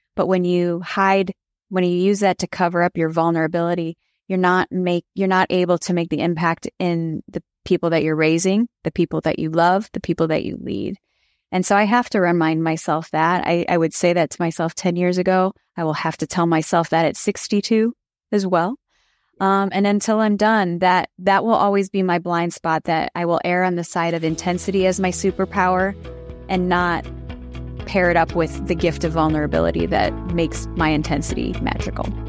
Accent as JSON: {"language": "English", "town": "Chicago", "region": "Illinois", "country": "United States", "tie": "born or raised there", "said": "I grew up in Chicago in the Michael Jordan era"}